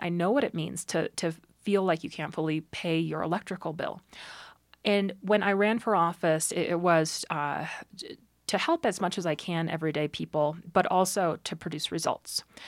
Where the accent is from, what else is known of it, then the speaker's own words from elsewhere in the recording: Estes Park, Colorado, United States; I grew up in Drake, Colorado, in Estes Park, in a cabin with an outhouse outside